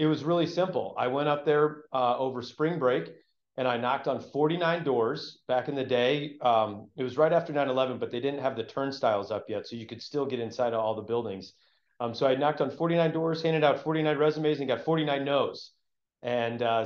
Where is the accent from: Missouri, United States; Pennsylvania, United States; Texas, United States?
Missouri, United States; St. Louis; I grew up in St. Louis, Missouri